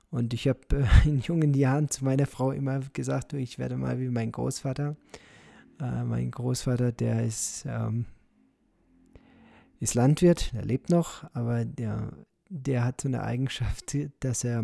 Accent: Moosbach, Germany; ich bin hier in Moosbach äh, geboren, ich bin hier aufgewachsen, ich habe hier mein Leben verbracht und ich werde ja eines Tages sterben.

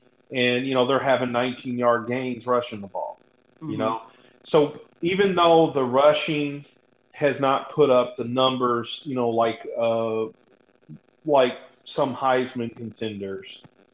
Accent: Hawaii, United States; I was born in Hawaii.

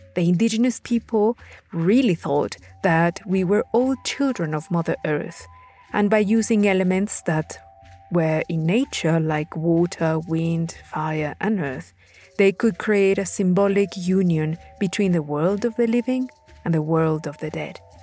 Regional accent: Puebla, Mexico; my home state of Puebla

